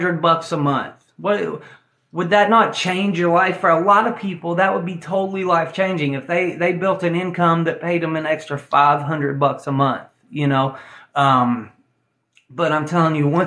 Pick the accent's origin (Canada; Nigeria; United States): United States; Tennessee; I'm an old boy from Tennessee, okay? I'm from Tennessee